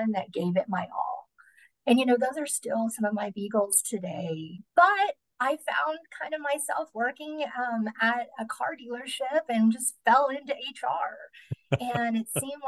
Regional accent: Midland, Texas, United States; now in Odessa, United States; I grew up in Midland. We live here in Odessa now

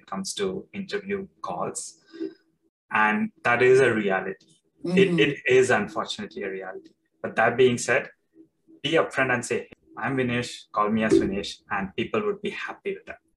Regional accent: India; moved away; I'm coming from India. So Indians, they put their typical Indian attire

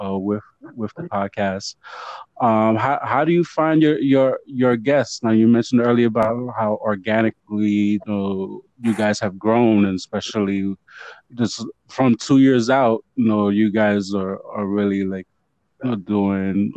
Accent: New York City, New York, United States; Puerto Rican from the Bronx

